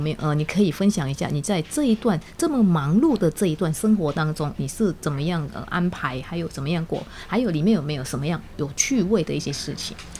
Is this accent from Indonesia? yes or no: yes; Indonesia; Chinese is a second language; now in Taiwan; 我很小的时候，在印尼的时候，倒是有一点点打坐的习惯